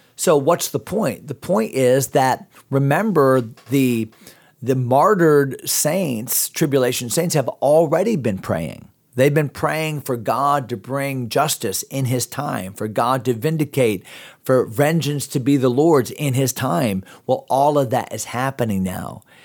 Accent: United States; also born or lived in Pittsburgh; I'm American

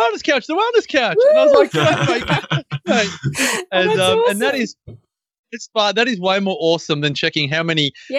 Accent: Melbourne, Victoria, Australia; moved away as an adult; now in Byron Bay, Australia; Born and raised in Melbourne, but moved up to Byron just over 3 years ago.

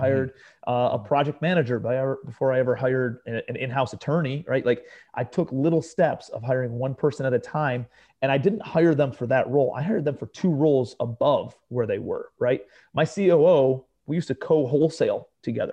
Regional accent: Cleveland, Ohio, United States; moved away as an adult; also born or lived in New York City; I'm a kid from Cleveland, Ohio, right? Grew up in a blue-collar suburb of Cleveland

